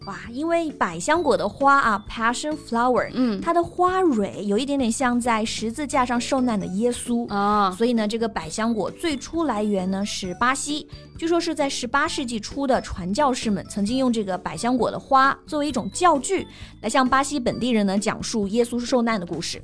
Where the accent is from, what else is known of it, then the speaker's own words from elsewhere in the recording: Hunan, China; 我们湖南人更爱吃啊